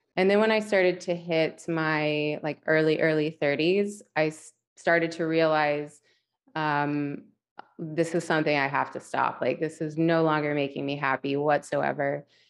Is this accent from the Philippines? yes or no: no; West Virginia, United States; moved away; I was born and raised in West Virginia